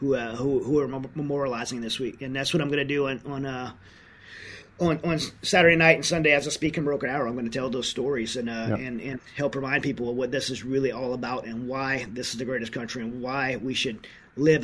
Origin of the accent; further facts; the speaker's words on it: United States; as an American